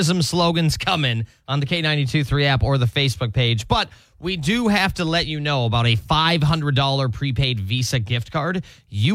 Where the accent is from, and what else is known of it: Minnesota, United States; moved away as an adult; now in Iowa, United States